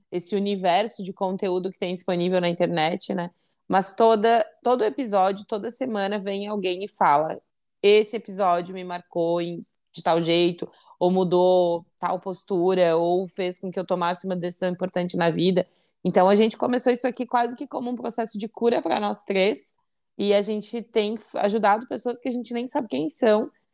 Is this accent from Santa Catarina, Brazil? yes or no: yes; Santa Catarina, Brazil; sou de Santa Catarina, noiva, 31 anos, mulher